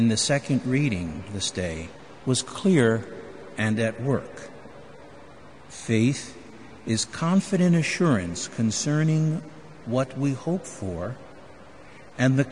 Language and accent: English; Philadelphia, Pennsylvania, United States; now in Chicago, United States; As a young child growing up in Philadelphia